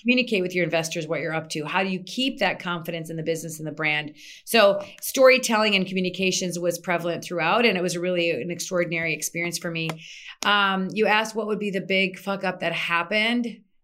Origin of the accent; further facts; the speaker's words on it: Minnesota, United States; moved away as an adult; also born or lived in Egypt; Born and raised in Minnesota, lived there till I was twenty-seven